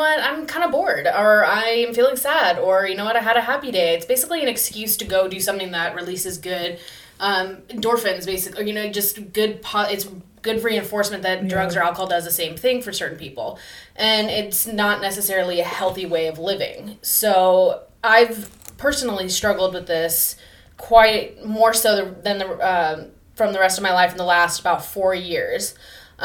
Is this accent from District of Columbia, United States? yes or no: no; Newport Beach, California, United States; also born or lived in Chico; I'm originally from Newport Beach, born and raised.